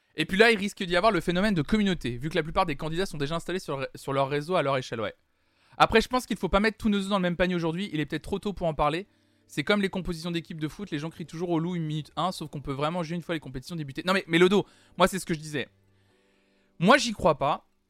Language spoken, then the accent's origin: French; France; Je suis né en France